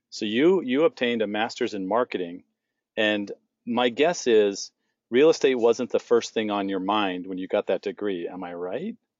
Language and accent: English; San Diego, California, United States; now in Phoenix, United States; where I grew up in San Diego